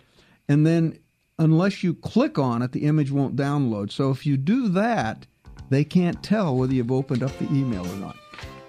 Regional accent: Canada; now in United States; that even includes the times when I'm in Canada, since I'm a Canadian citizen down here with you Yanks.

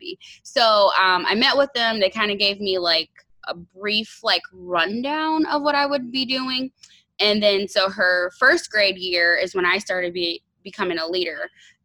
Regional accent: Fort Wayne, Indiana, United States; I am from Fort Wayne, Indiana.

